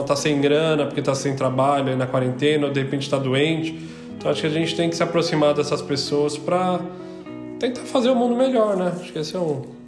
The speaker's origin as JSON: {"language": "Portuguese", "region": "São Paulo", "country": "Brazil", "moved": "as an adult", "lives_now": "Portugal", "said": "eu sou de São Paulo"}